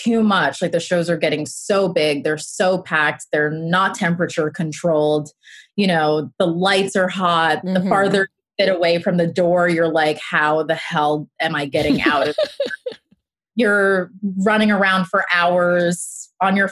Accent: Westchester, New York, United States; I was commuting from Westchester where I grew up

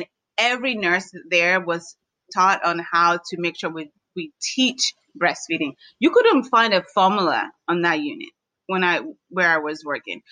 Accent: Washington, District of Columbia, United States; I grew up in the District of Columbia

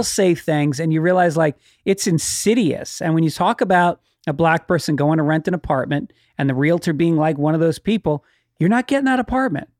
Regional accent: Tarrytown, New York, United States; where I grew up in Tarrytown, there was a lot of black kids

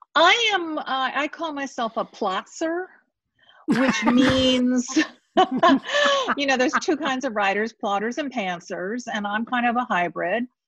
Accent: St. Petersburg, Florida, United States; I grew up in St. Pete, Florida

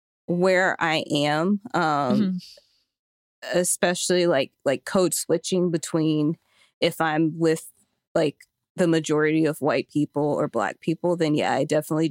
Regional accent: the South, United States; born there; I mean, I was born in the South and I lived in the South a lot, but I moved around.

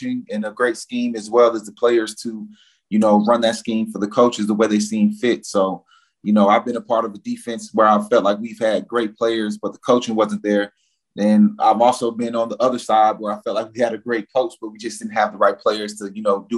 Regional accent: Northern Virginia, United States; moved away as an adult; also born or lived in Saskatchewan; I'm from Northern Virginia, you know, all my family's there.

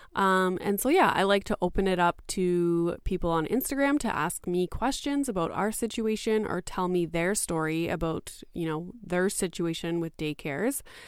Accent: Canada; I am Canadian, and in Canada

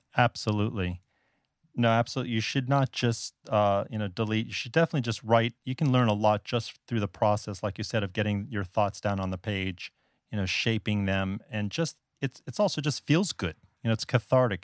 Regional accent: South Florida, United States; moved away as an adult; also born or lived in Northeast United States; now in Taipei, Taiwan; I'm actually originally from South Florida, and I'm a native Floridian

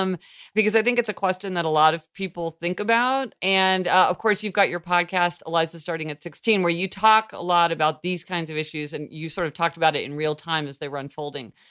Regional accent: Missouri, United States; moved away; being from Missouri

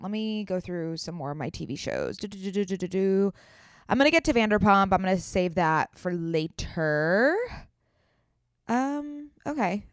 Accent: San Diego, California, United States; moved away; I'm also from San Diego

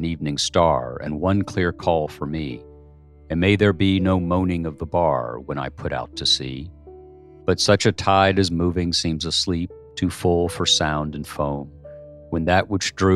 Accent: United States; As an American

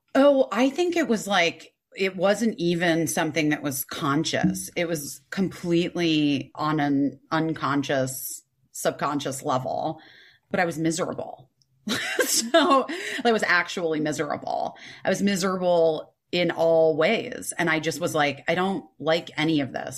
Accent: Scottsdale, Arizona, United States; I grew up in Arizona and Scottsdale

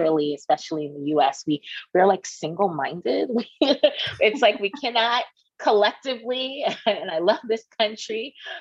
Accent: New York City, New York, United States; I'm native New Yorker

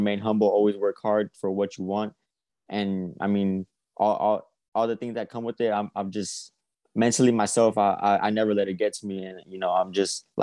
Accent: Texas, United States; my hometown

